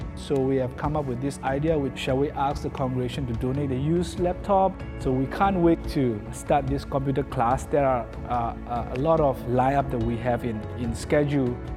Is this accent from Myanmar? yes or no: yes; Myanmar; moved away as an adult; I'm from Myanmar. I came here ten years ago, and I live here as a refugee.